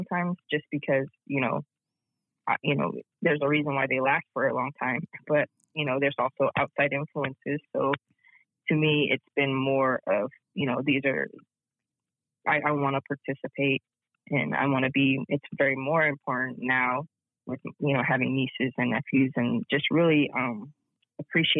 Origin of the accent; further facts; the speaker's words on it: Zuni, New Mexico, United States; moved away as an adult; now in San Diego, United States; growing up in Zuni and growing up Hopi